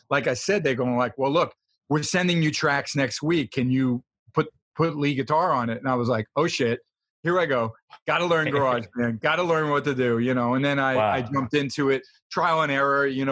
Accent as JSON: {"language": "English", "region": "New York", "country": "United States", "also_born_or_lived": "Los Angeles", "moved": "yes", "lives_now": "Nevada, United States", "said": "I'm a New Yorker"}